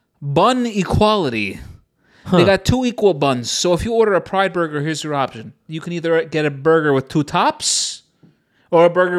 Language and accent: English; United States; As an American